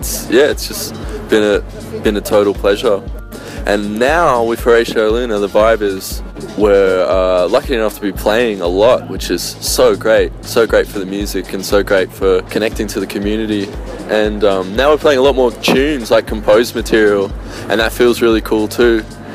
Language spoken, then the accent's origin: English; Vanuatu; Well, I grew up in Vanuatu in the islands in the South Pacific, and I think it's a community-based living, it's more community-based and community-focused